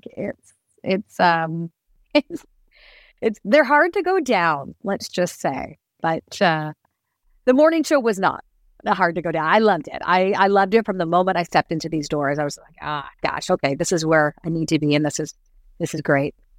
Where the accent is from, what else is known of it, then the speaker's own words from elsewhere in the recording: Toronto, Ontario, Canada; also born or lived in Ottawa / Cape Breton / Barrie; I found my way back home to the area where I grew up